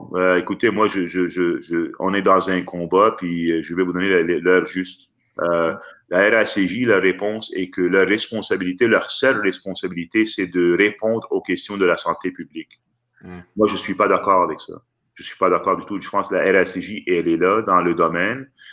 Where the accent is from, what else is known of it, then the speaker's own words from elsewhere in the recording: Quebec, Canada; chez nous au Québec